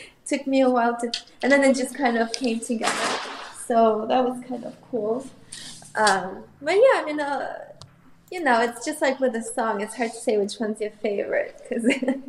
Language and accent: English; Moscow, Russia; English is a second language; also born or lived in Armenia; I was born in Armenia, and when we moved to Moscow, I was 3. And I know it's very young age, but I still remember us moving at that age.